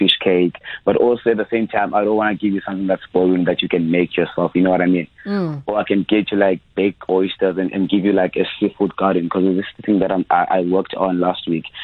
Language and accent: English; Eastern Cape, South Africa; I grew up in Eastern Cape